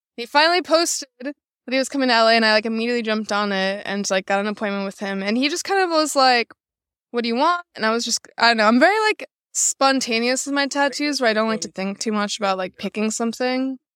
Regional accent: Chicago, Illinois, United States; moved away as an adult; now in Los Angeles, United States; I'm based out of Los Angeles right now. I didn't grow up there. I'm from Chicago

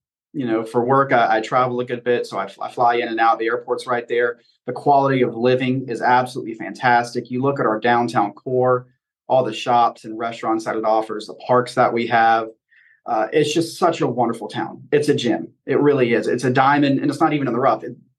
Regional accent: Charlotte, North Carolina, United States; now in Belmont, United States; So I've only been in Belmont for 3 years. I'm a lifelong North Carolinian, born and raised in Charlotte.

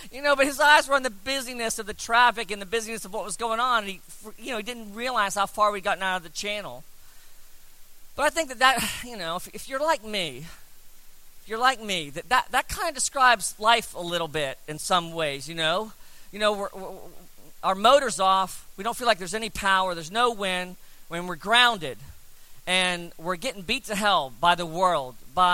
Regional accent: South Florida, United States; We grew up in South Florida

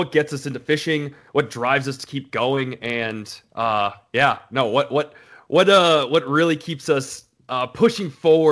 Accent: Florida, United States; I grew up in Florida

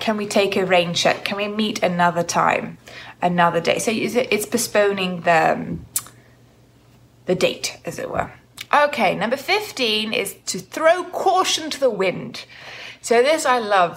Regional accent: United Kingdom; as British people

